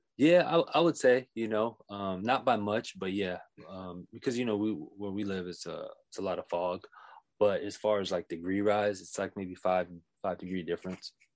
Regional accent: Oakland / Oxnard, California, United States; now in Daly City, United States; I was born in Oakland, raised here in the Bay, and then, uh, when I was nine, I, I packed up my bags and moved to Oxnard, and then I, I went there, I lived there till I was eighteen

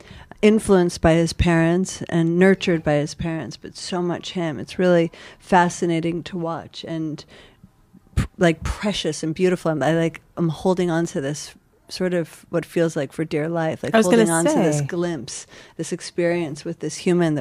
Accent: Buffalo, New York, United States; now in New York, United States

